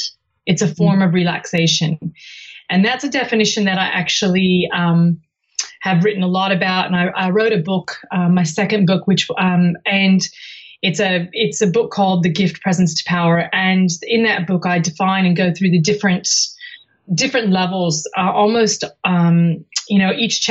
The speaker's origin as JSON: {"language": "English", "region": "California", "country": "United States", "tie": "born or raised there", "moved": "as an adult", "lives_now": "Sydney, Australia", "said": "I came from the United States, from California, before I moved to Sydney in 1995"}